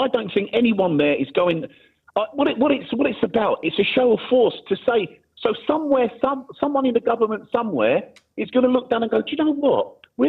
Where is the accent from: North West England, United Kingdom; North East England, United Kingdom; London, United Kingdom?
London, United Kingdom; I grew up in London, right? I'm 46. I grew up in SE21.